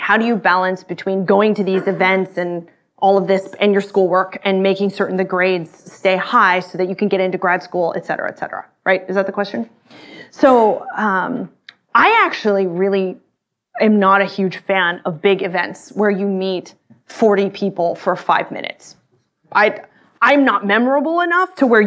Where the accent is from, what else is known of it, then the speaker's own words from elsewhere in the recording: Austin, Texas, United States; I grew up in Texas, in Austin